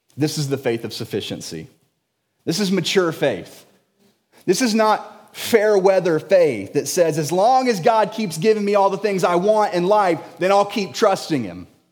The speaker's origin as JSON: {"language": "English", "town": "Jacksonville", "region": "Florida", "country": "United States", "tie": "born or raised there", "said": "I was born and raised in Jacksonville."}